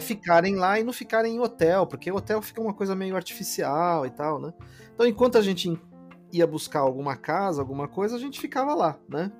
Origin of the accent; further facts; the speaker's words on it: Brazil; also born or lived in Mexico; um brasileiro que também né, é, é, latino, né? E a gente é latino